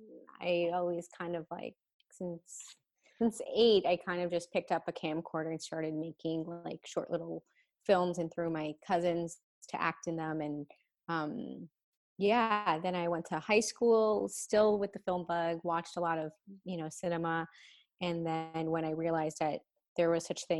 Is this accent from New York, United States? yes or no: yes; New York City, New York, United States; moved away as an adult; now in Los Angeles, United States; I was born and raised in New York, Queens